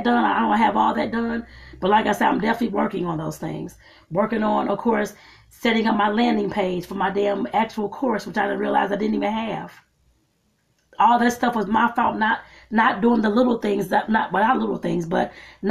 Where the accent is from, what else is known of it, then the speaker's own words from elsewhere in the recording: United States; starting here in my home country